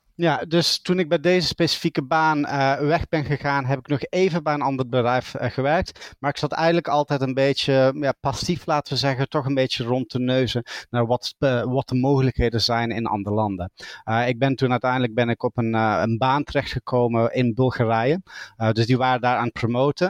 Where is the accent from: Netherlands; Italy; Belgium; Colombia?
Belgium; accent: Dutch; moved away as an adult; now in Dublin, Ireland; ik ben geboren in België en opgegroeid aan de Nederlandse grens, vandaar het Nederlandse accent